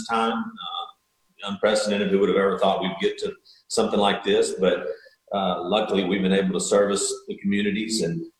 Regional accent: Texas, United States; I grew up in Texas

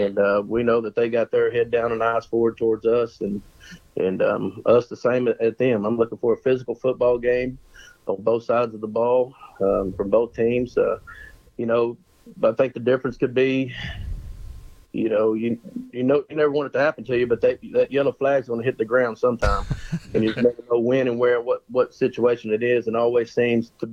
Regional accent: Banks, Texas, United States; also born or lived in Harker Heights, Texas / La Vernia, Texas; now in Coleman, United States; I grew up 20 miles east of here in Banks.

